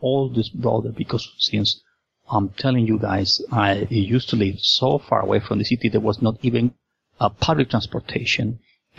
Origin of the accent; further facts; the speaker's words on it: Lima, Peru; I was born and raised in Lima, Peru